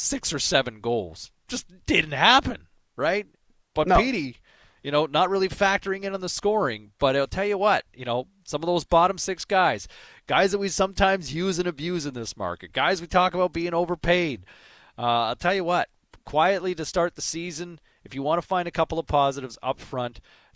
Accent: Ottawa, Ontario, Canada; as a kid growing up in Ottawa.

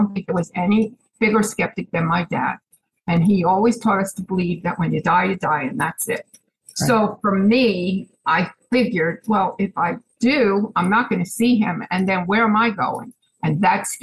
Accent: Chatham, New Jersey, United States; moved away as an adult; now in Pennsylvania, United States; I'm originally from Chatham, New Jersey. I moved up to Pennsylvania recently

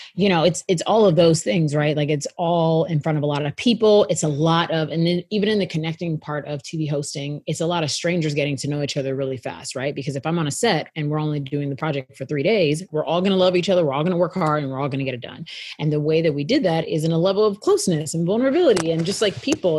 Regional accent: Houston, Texas, United States; moved away as an adult; now in Los Angeles, United States; I'm from Houston, Texas

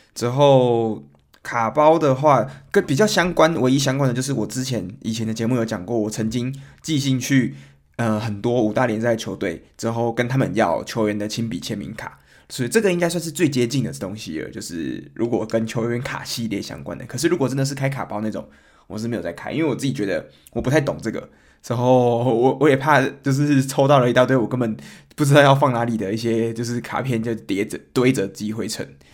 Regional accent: Taiwan; now in Germany; 我们台湾人刚来德国的话

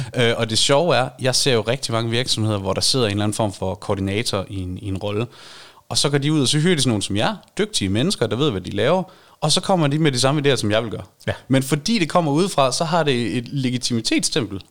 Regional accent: Varde, Southern Denmark, Denmark; jeg er nær i vestjyde. Jeg kommer fra Varde

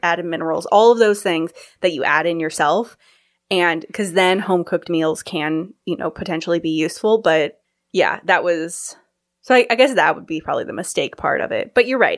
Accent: California, United States; moved away as an adult; also born or lived in Kirkland; I'm from California

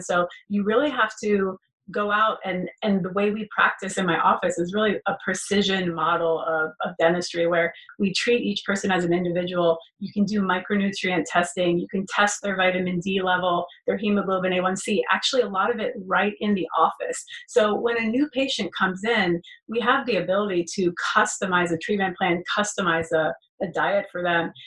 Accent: Florida, United States; moved away as an adult; also born or lived in Gainesville, Florida; now in Beverly Hills, United States; I'm you know born and raised in Florida for first 30 years of my life.

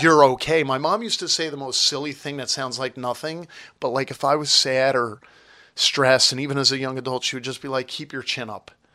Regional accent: Toms River, New Jersey, United States; I was born in Tom's River, and I grew up at the Jersey Shore

